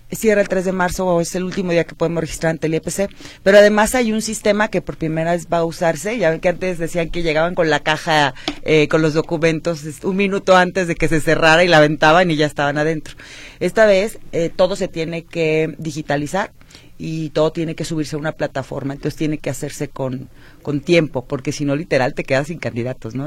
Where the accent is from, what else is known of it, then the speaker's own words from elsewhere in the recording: Guadalajara, Jalisco, Mexico; Soy tapatía de nacimiento, mis hijos son tapatíos, estudié la primaria, la secundaria, el la Escuela Politécnica de Guadalajara